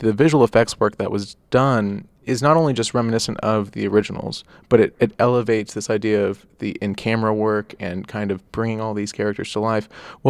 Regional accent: Dallas, Texas, United States; Because we're from Dallas.

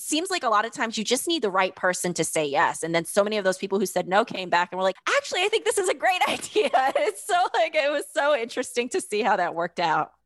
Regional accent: Fayetteville, North Carolina, United States; I grew up in Fayetteville, North Carolina

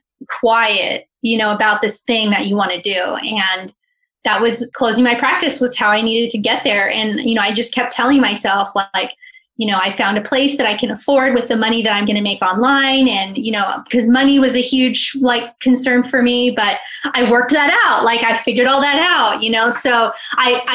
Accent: California, United States; we're from California

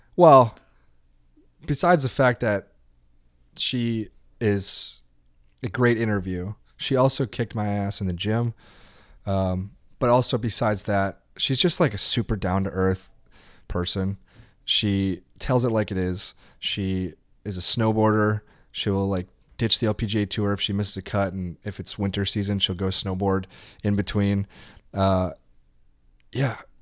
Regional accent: Wisconsin, United States; I'm from Wisconsin

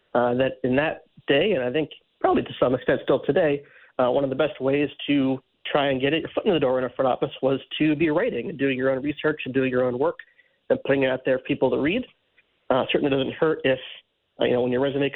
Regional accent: Cleveland, Ohio, United States; the Guardians, which was my hometown team.

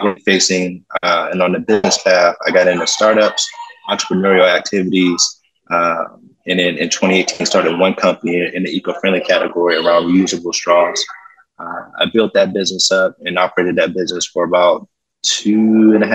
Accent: Pittsburgh, Pennsylvania, United States; born or raised there

